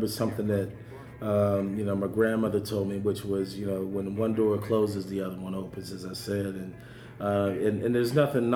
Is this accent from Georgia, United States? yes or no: no; Pittsburgh, Pennsylvania, United States; where I grew up in Pittsburgh, I grew up in Homewood